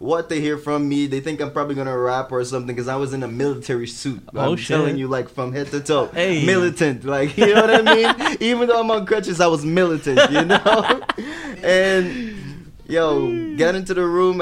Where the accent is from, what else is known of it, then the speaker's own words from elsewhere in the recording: Jamaica; moved away; being an English Jamaican, you know, fresh in the city, you know, speaking just a bit of French